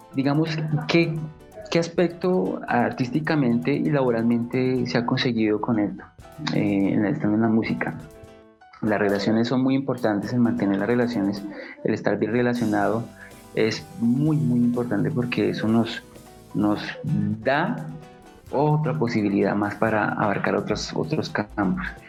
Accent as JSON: {"language": "Spanish", "region": "Bogotá", "country": "Colombia", "said": "yo soy Rolo, yo soy bogotano"}